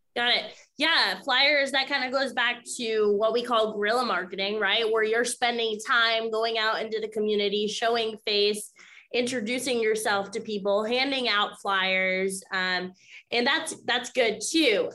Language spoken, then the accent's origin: English; Maine, United States; now in Florida, United States; I'm located in Florida now, but I grew up in Maine